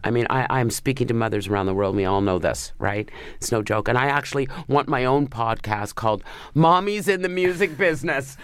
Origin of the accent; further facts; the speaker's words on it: Canada; I'm a Canadian